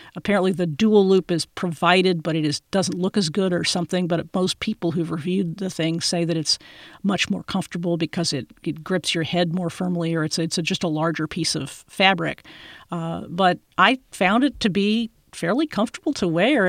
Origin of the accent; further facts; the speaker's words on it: Austin, Texas, United States; here in my hometown, Austin, Texas